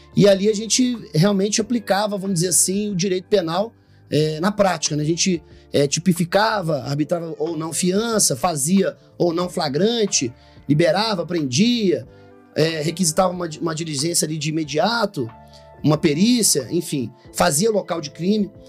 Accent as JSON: {"language": "Portuguese", "region": "Rio de Janeiro", "country": "Brazil", "tie": "born or raised there", "moved": "yes", "said": "sou natural do Rio de Janeiro, é, da cidade do Rio de Janeiro"}